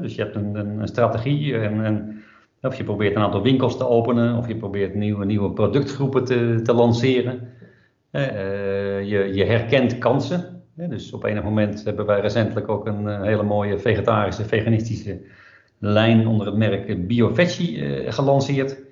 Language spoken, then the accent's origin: Dutch; Netherlands; Daar word je als Nederlander in ieder geval even wat meer wereldburger van. Uh, merk je dat wij dan een heel direct volkje zijn.